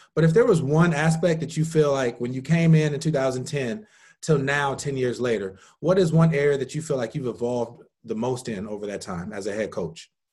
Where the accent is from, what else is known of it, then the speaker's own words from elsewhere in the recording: Indiana, United States; I'm from Indiana